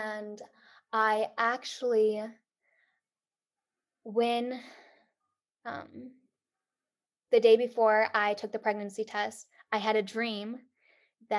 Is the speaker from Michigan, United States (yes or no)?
yes; Michigan, United States; moved away as an adult; now in Detroit area, United States; we were going to move back to Michigan to be closer to our family, but not too close. Wasn't going to move back to my hometown